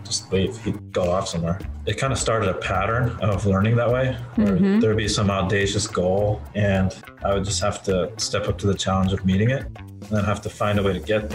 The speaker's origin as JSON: {"language": "English", "town": "Portland", "region": "Oregon", "country": "United States", "tie": "born or raised there", "also_born_or_lived": "Japan"}